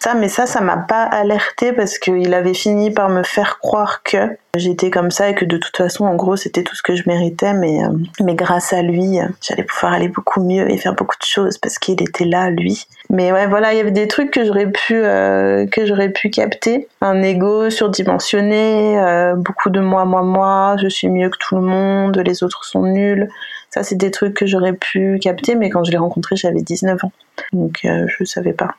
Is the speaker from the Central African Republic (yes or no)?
no; Savoie, Auvergne-Rhône-Alpes, France; moved away as an adult; also born or lived in Lyon; J'habitais à Lyon jusqu'à cet été et là je suis revenue euh, au Bercail, on va dire euh, en Savoie, près du lac du Bourget